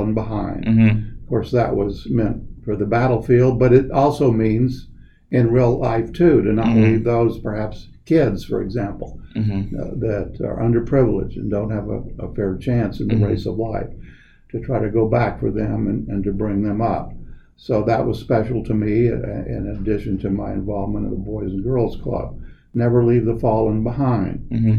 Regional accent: Weslaco, Texas, United States; I grew up in a small town in the Rio Grande Valley of Texas called Weslaco

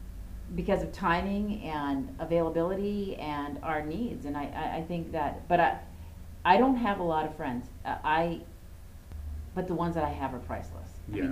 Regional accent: South Dakota, United States; now in International Falls, United States; my family and David's family, we're from South Dakota, and so they're at minimum 10 to 16 hours away.

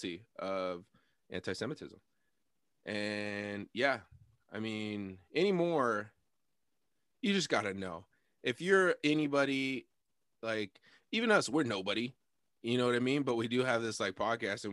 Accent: Sunnyside, United States; I grew up in Sunnyside, like 95% Mexican

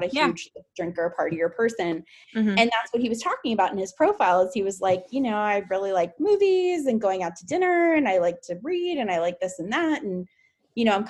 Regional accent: Fort Lauderdale, Florida, United States; moved away as an adult; also born or lived in Tallahassee, Florida; now in Orlando, United States; I'm from Fort Lauderdale

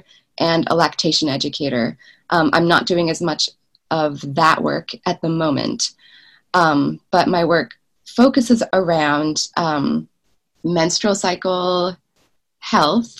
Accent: Willamette Valley, Oregon, United States; moved away as an adult; now in Davis, United States; I'm originally from Oregon, from the Willamette Valley, about 9 hours drive north of where I'm living currently

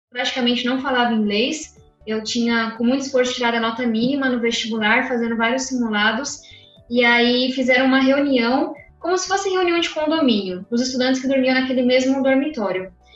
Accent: São Paulo, Brazil; moved away as an adult; also born or lived in United States; eu venho da periferia de São Paulo

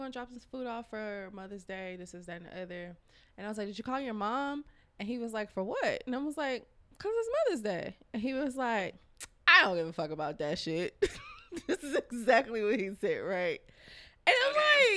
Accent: Houston, Texas, United States; I was born and raised here, Texas, Houston to be exact

